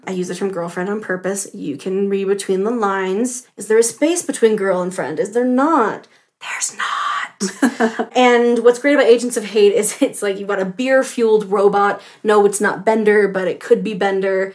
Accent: Southwest, United States; growing up in the Southwest

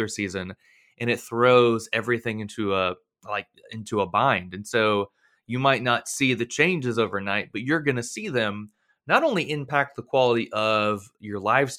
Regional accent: Florida, United States; I'm from Florida

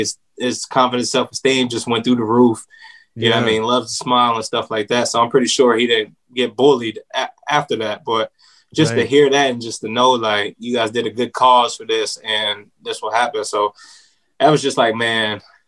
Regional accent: Sacramento, California, United States; Sacramento, California.

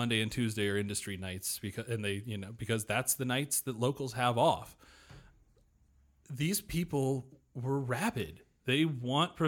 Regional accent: not far outside of Vegas, Nevada, United States; I grew up not far outside of Vegas, and I'm very familiar with the city

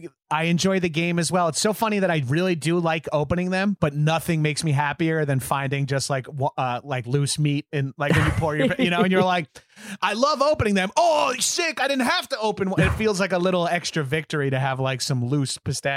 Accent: New York, United States; I'm from New York

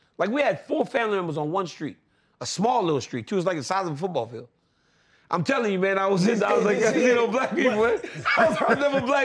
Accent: Lafayette, Louisiana, United States; moved away; I was from Lafayette

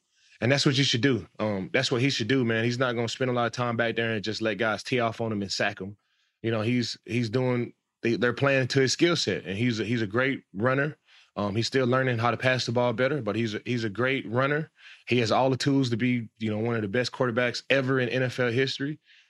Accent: DeSoto, Texas, United States; I'm from Texas, you know, DeSoto, Texas.

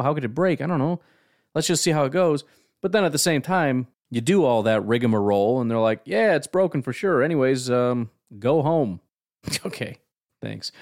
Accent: Illinois, United States; now in Wisconsin, United States; I grew up in Illinois

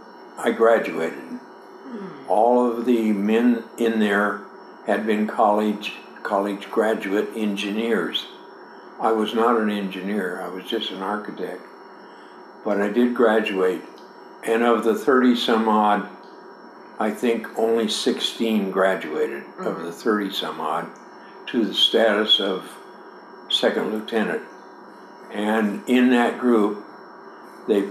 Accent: Kenmore, Washington, United States; moved away as an adult; also born or lived in Lake City, Washington / California; I was born in Kenmore, Washington, which is right next to Bothell and Lake Forest Park, on either the east and the west, and I lived all of my young years until I graduated from high school.

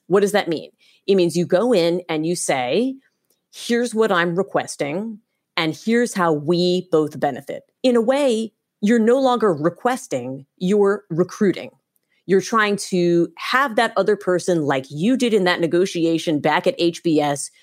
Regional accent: United States; I'm an American

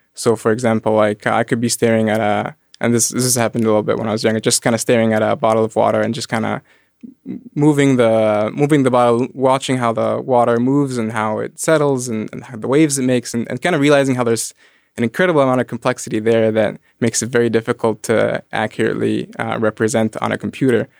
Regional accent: Egypt; moved away; I grew up in Egypt. I grew up around the pyramids

